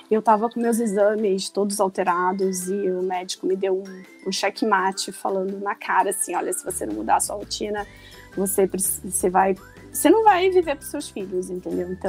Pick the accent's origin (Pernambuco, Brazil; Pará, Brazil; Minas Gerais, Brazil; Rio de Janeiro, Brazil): Rio de Janeiro, Brazil; now in São Paulo, Brazil; Mas eu moro em São Paulo há 15 anos, mas não perco sotaque. E engraçado, quando eu vou pro Rio, o pessoal fala que eu já perdi o sotaque de carioca